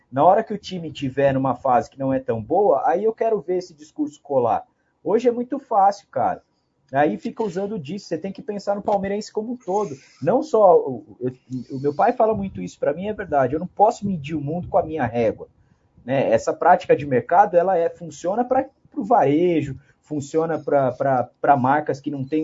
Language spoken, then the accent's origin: Portuguese; Pernambuco, Brazil; imagina eu que sou de Pernambuco, tenho um filho de 4 anos e pensava em levar ele aí no próximo ano